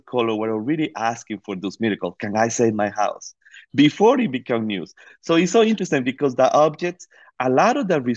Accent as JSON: {"language": "English", "country": "Costa Rica", "tie": "born or raised there", "moved": "yes", "said": "I grew up in Costa Rica."}